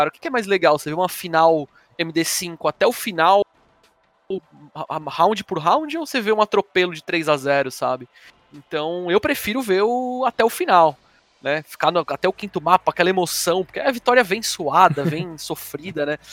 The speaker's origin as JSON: {"language": "Portuguese", "region": "São Paulo", "country": "Brazil", "said": "eu sou da Vila Carrão"}